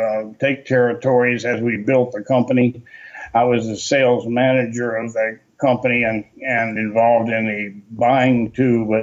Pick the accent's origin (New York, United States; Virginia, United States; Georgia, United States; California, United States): Georgia, United States; Atlanta; moved away as an adult; also born or lived in North Carolina / Texas; I grew up in Atlanta, Georgia. I was born in North Carolina, but I grew up in Atlanta